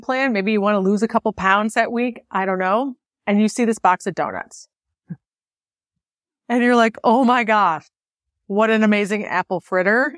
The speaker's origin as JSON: {"language": "English", "town": "Buffalo", "region": "New York", "country": "United States", "tie": "born or raised there", "said": "as a kid growing up in Buffalo"}